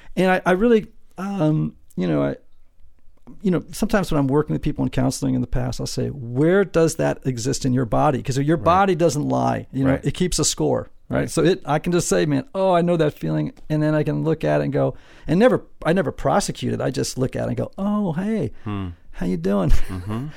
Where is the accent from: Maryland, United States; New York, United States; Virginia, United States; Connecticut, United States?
Connecticut, United States; Greenwich; I grew up in Greenwich, Connecticut, this super wealthy town